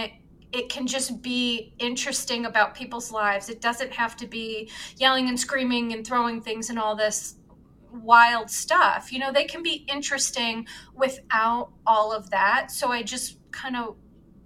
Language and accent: English; Chicago, Illinois, United States; I'm from Chicago, born and raised